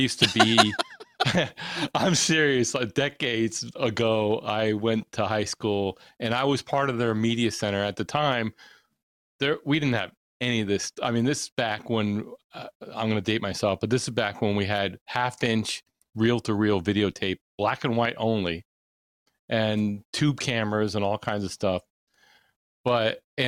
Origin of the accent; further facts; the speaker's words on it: Fairfield, Connecticut, United States; Connecticut, Fairfield